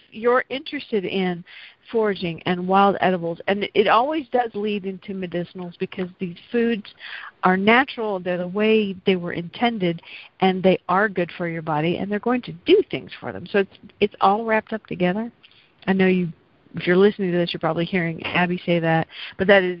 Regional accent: the South, United States; accent: slight southern; my slight southern accent

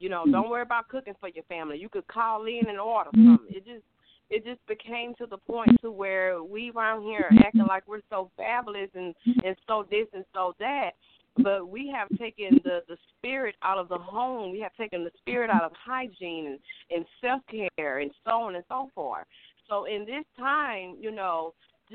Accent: Mobile, Alabama, United States; I'm from Mobile, Alabama

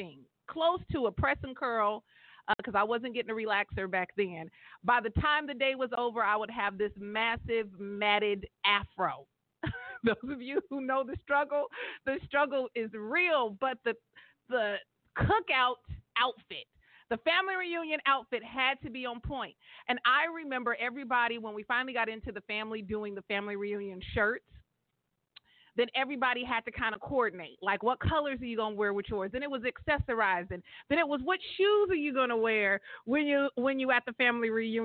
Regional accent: Stockton, California, United States; my hometown in the 209

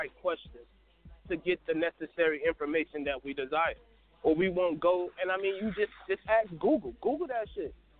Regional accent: United States; I'm American. My people, my lineage is here.

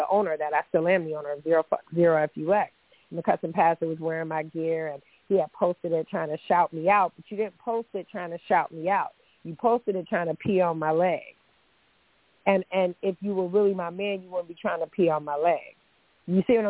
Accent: the North, United States; I'm from the North

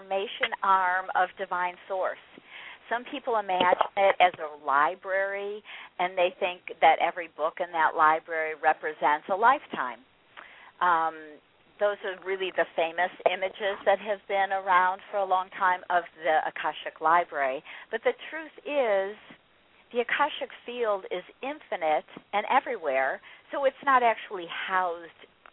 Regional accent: California, United States; I grew up in California in the 70s

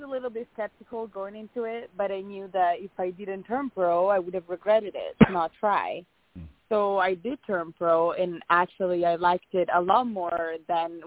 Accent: Italy; moved away as an adult; also born or lived in Arizona; now in United States; I'm from Italy, in a small town in Italy, and I moved to the U.S. when I started college in 2014.

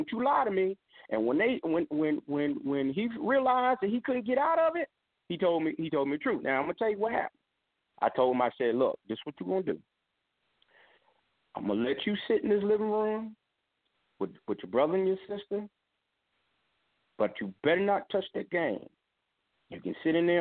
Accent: Philadelphia, Pennsylvania, United States; when I was growing up in Philly

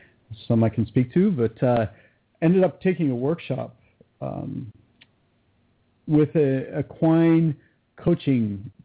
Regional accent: California, United States; born there; now in Montana, United States; No, I was born in California, Southern California.

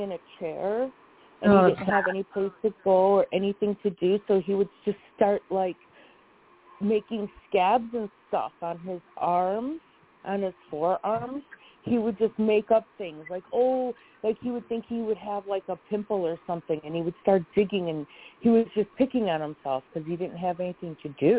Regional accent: Chicago, Illinois, United States; moved away; I am from Chicago

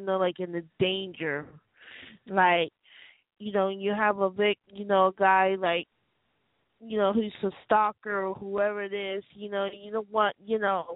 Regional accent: Killeen, Texas, United States; I'm from Killeen, Texas. I'm from the Central Texas area

